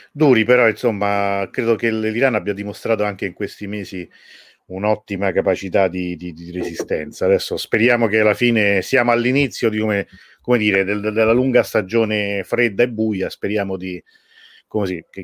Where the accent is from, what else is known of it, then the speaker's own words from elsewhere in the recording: Calabria, Italy; io sono calabrese